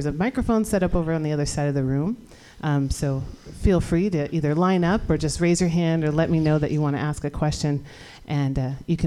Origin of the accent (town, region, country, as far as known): San Francisco, California, United States; born or raised there